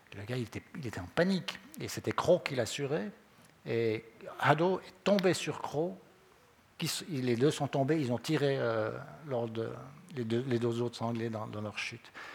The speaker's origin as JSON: {"language": "French", "region": "Vaud", "country": "Switzerland", "said": "on est trop de Vaudois"}